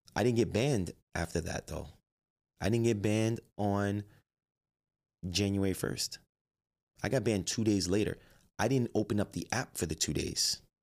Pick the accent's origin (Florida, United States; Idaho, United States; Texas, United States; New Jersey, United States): New Jersey, United States; Jersey City; I grew up in Jersey City.